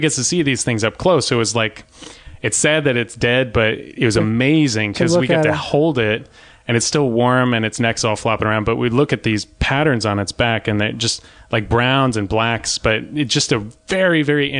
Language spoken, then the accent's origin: English; Orange, California, United States; where I grew up in Orange, I grew up in West Orange for a little while, sort of near the Circle.